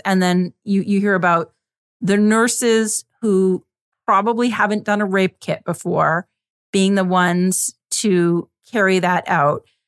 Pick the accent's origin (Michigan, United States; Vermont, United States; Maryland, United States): Vermont, United States; growing up in Vermont